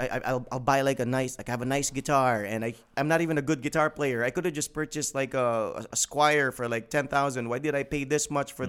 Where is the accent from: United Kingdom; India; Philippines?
Philippines; Mindanao; we're from Mindanao